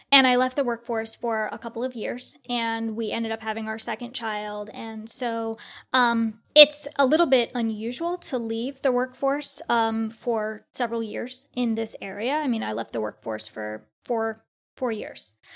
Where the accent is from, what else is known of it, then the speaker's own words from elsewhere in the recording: India; I'm Indian, so as an Indian